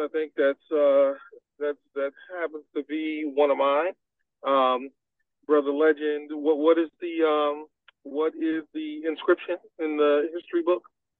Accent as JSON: {"language": "English", "town": "New York City", "region": "New York", "country": "United States", "tie": "born or raised there", "said": "Because I grew up in New York City, coming to New Haven was not like coming any place unfamiliar to me."}